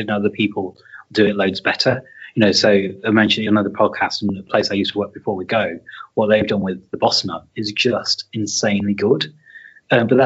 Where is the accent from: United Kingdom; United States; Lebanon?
United Kingdom; Leicester, East Midlands; moved away; also born or lived in Yorkshire; I grew up in Leicester, then we moved to Yorkshire and I lived about 2 miles away from the town centre.